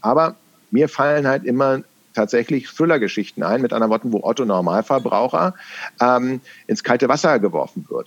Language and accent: German; Berlin, Germany; accent: West Berlin; meine Herkunft, dass ich im Westen Berlins, weil es gibt einen Unterschied zwischen Westberlinerisch und Ostberlinerisch